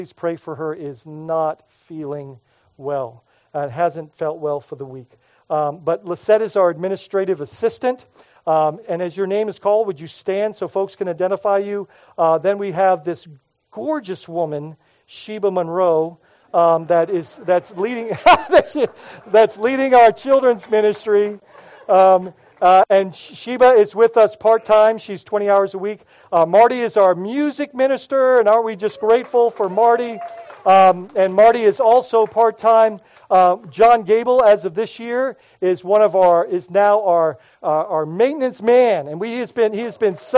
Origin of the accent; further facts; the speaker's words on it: Bahamas; moved away; when I was growing up in the Bahamas